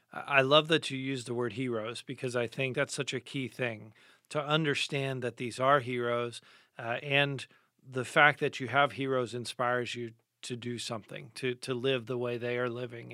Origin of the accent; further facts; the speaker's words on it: United States; as American Christians